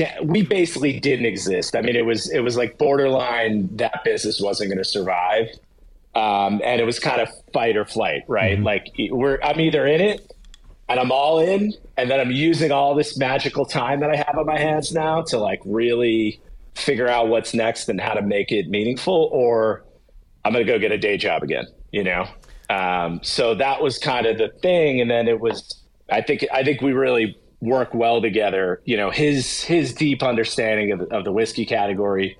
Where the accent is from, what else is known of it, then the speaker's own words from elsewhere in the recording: New Jersey, United States; I'm from New Jersey.